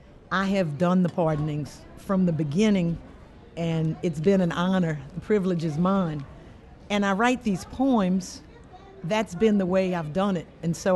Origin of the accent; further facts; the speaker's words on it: South Louisiana, United States; I'm from South Louisiana. I grew up on the bayou